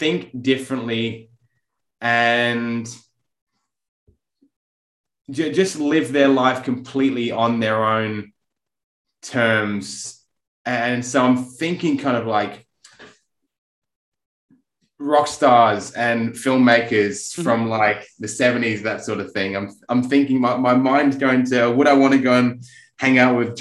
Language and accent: English; England, United Kingdom; I'm English